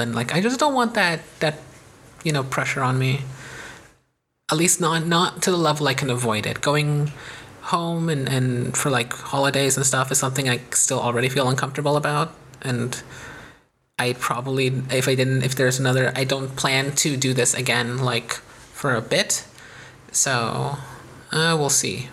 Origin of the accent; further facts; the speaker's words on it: United States; by being American